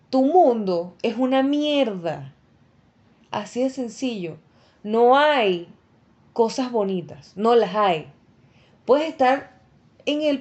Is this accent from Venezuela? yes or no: yes; Venezuela; moved away; yo me vine de Venezuela eh, y viajé durante dos semanas por tierra.